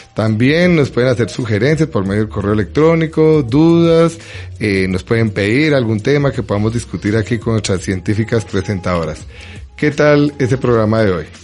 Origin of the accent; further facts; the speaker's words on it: Bogotá, Colombia; los que somos de Bogotá, los que hemos sido de Bogotá toda la vida